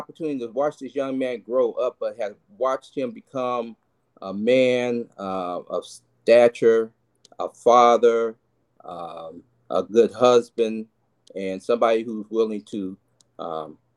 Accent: Richmond, California, United States; also born or lived in Martinez, California; I was born in Martinez, California, and raised in Richmond, California, which is the Bay Area

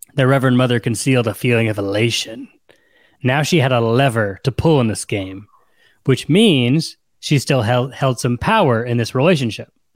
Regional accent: United States; we're American

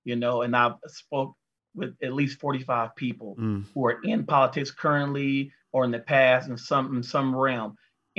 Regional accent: North Las Vegas, Nevada, United States; me growing up in North Las Vegas is a lot of Blacks and Hispanics

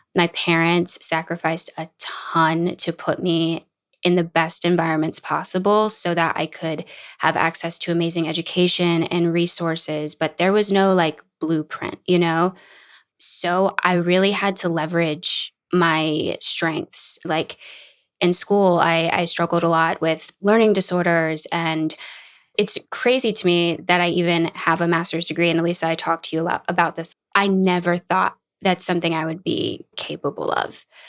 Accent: New Orleans, Louisiana, United States; moved away as an adult; also born or lived in Boston; now in Los Angeles, United States; growing up in New Orleans, I went to college in Boston, and then I moved to L

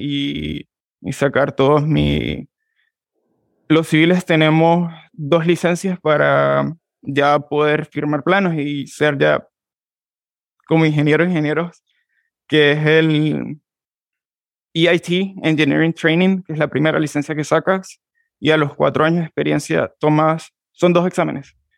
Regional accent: San Juan de Colón, Táchira, Venezuela; moved away as an adult; soy de San Juan de Colón, Estado Táchira. Soy gocho, um, venezolano

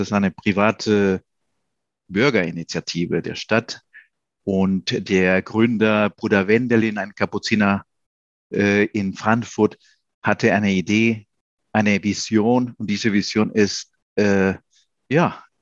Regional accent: Peru; moved away as an adult; now in Germany; ich bin in Peru geboren, auch aufgewachsen. Äh, ich war als Kind auch in Deutschland.

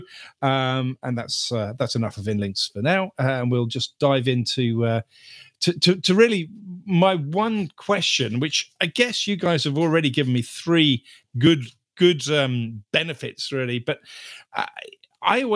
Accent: United Kingdom; as a Brit

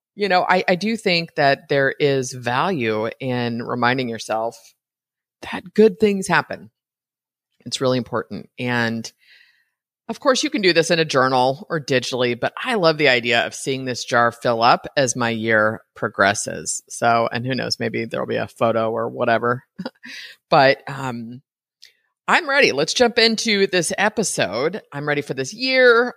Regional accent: Brentwood, California, United States; moved away as an adult; now in Costa Rica; I grew up in the Bay Area

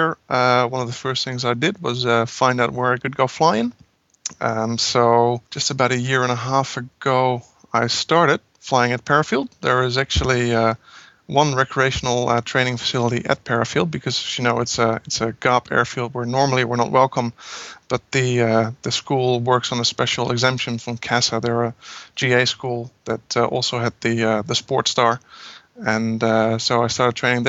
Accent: Netherlands; moved away as an adult; also born or lived in London; now in Adelaide, Australia; I'm from the Netherlands. I moved to London for work

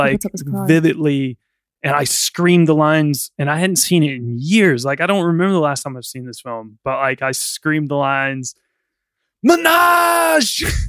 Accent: United States; born or raised there

